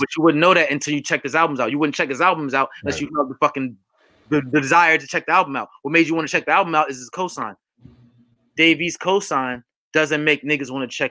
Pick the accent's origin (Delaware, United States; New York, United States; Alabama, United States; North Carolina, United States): New York, United States; New York City; I'm from New York, Harlem or whatever the fuck. I'm from New York City, and I'm a lyricist.